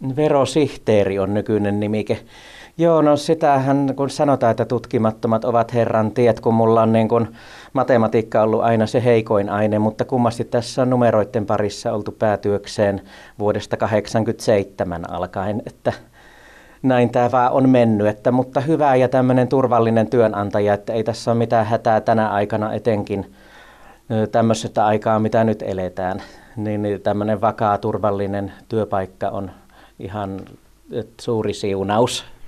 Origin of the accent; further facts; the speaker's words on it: Laukaa, Central Finland, Finland; kun me muutettiin tuolta Lankamaalta tuonne Laukaaseen isoon kouluun